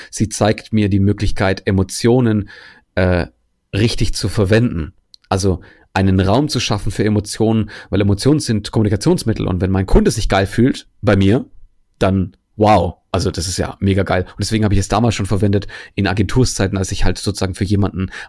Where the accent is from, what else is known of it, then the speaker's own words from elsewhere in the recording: Germany; weil ich als Grieche bin hier in Deutschland aufgewachsen